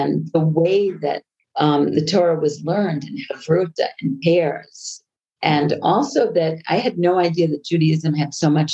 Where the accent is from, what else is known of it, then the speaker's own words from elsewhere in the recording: Long Island, New York, United States; accent: American; moved away as an adult; also born or lived in Colorado; now in Israel; I grew up on Long Island